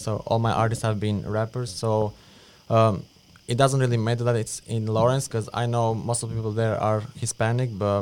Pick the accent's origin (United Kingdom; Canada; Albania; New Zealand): Albania; moved away as an adult; now in United States; I'm from Albania. I just moved to the US 2 years ago.